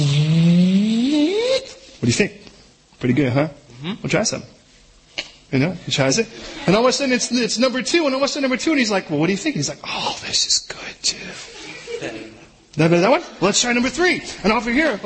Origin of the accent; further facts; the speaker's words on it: United States; as an American